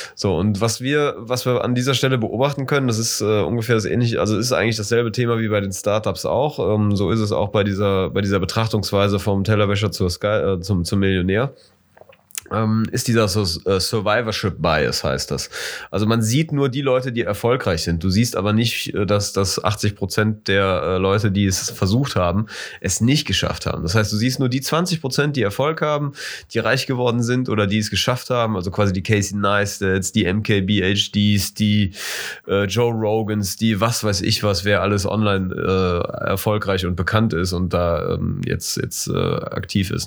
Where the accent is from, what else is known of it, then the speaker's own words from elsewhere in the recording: Germany; als Deutscher